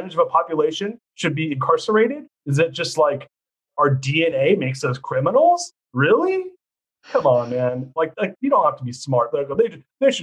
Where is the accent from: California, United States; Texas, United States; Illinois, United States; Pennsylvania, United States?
California, United States; Orange County; now in San Francisco, United States; I grew up in Orange County